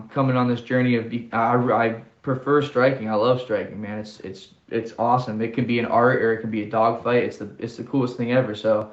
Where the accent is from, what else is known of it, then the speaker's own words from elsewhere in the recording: Canton, Ohio, United States; this is my hometown